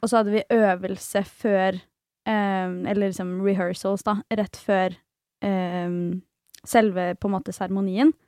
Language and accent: Norwegian; Svelvik, Vestfold, Norway; moved away; Jeg var hjemme i Svelvik hos mamma og pappa